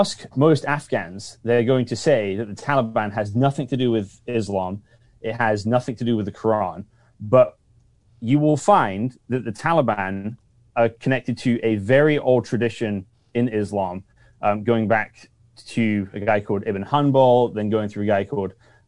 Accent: United Kingdom; now in Seattle, United States; I'm British.

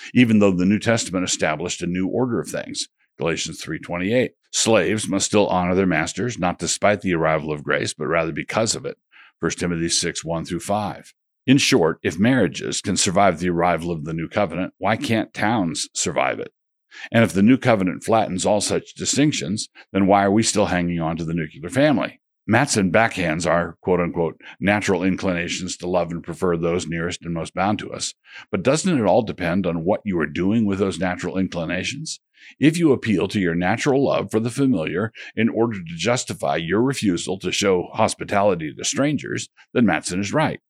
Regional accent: United States; I'm a Christian, but I do so as an American.

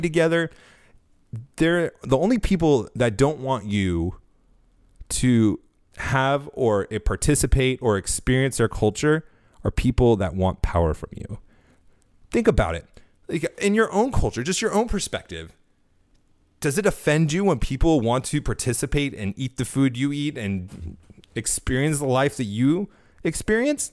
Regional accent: California, United States; now in Florida, United States; growing up in California most of my life, living here in Florida now

